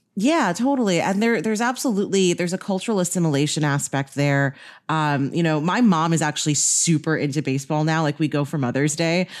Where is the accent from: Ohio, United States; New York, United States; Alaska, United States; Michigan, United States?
New York, United States; I grew up in New York